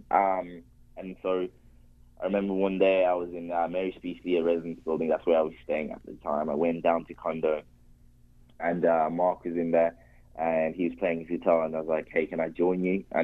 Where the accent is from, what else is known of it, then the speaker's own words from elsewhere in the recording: Zimbabwe; also born or lived in Spain; now in Canada; I am Zimbabwean and um, I very very proud of being Zimbabwean. I though unfortunately didn't spend a lot of my time growing up